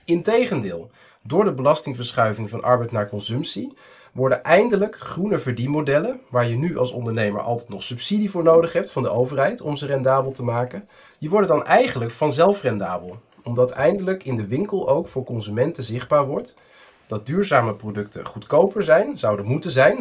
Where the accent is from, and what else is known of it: Netherlands